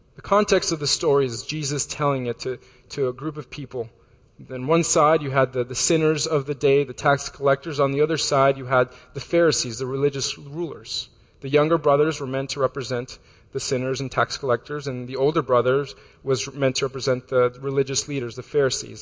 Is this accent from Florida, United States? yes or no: yes; Florida, United States; moved away; I'm from Florida